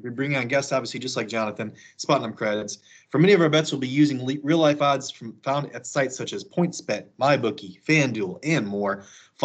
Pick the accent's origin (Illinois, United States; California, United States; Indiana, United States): Illinois, United States; Elgin; moved away as an adult; also born or lived in Chicago / Alabama; now in Kansas, United States; I'm from the suburbs originally. Obviously, I'm from Elgin, but live in the city for about like 5-6 years